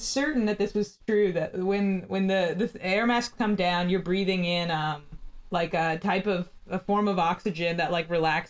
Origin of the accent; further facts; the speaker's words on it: United States; Even as an American kid